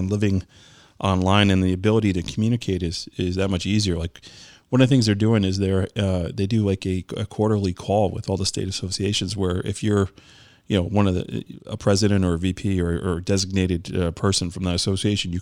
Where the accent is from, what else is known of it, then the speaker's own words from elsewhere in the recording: New York, United States; I'm from New York